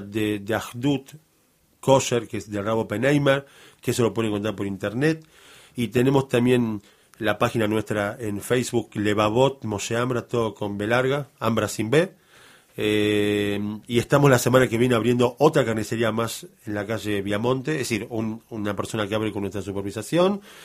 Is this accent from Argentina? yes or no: yes; Argentina; Nosotros somos argentinos ya hijos de argentinos